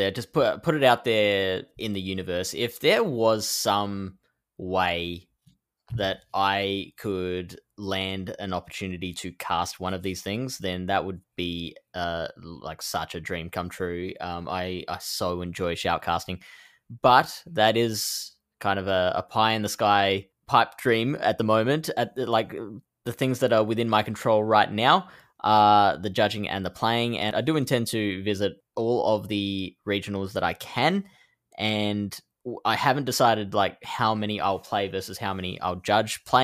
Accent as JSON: {"language": "English", "country": "Netherlands", "said": "The one I have my eyes on the most is the one in my home country of the Netherlands, in the city of Utrecht."}